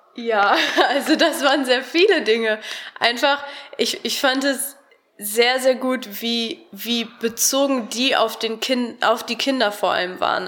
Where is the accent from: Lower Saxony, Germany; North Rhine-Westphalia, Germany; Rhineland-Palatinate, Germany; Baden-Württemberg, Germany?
North Rhine-Westphalia, Germany; Harsewinkel; moved away as an adult; now in Cologne, Germany; Ich komme aus Hasewinkel, das ist im Kreis Gütersloh.